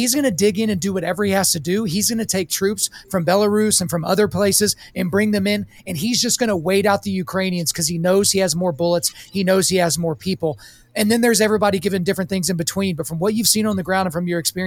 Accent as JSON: {"language": "English", "country": "United States", "said": "as an American taxpayer"}